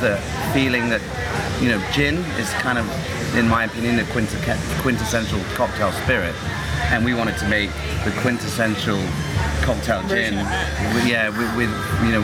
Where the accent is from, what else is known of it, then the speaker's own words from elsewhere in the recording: England, United Kingdom; being English